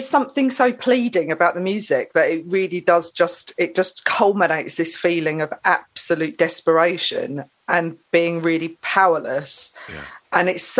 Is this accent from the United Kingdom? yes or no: yes; Saffron Walden, East of England, United Kingdom; I grew up in Essex. Okay. I grew up in Saffron Walden. And I grew up in a household which was very mixed musically.